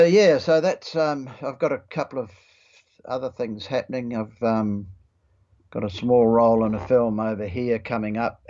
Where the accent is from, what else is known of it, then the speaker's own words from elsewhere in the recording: New Zealand; moved away as an adult; also born or lived in Australia / Sydney; now in Queensland, Australia; being a Kiwi